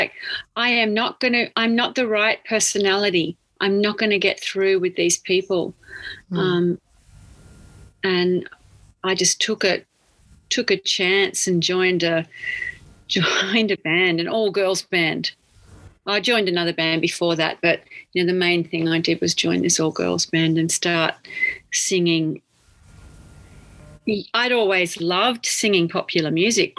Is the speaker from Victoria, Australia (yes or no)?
no; Taree, New South Wales, Australia; moved away as an adult; also born or lived in Sydney / Japan; now in New York City, United States; I was born in Taree. On the north coast. Mm-hmm. Yeah. I went to school there and I left Taree when I was 18 and went to Sydney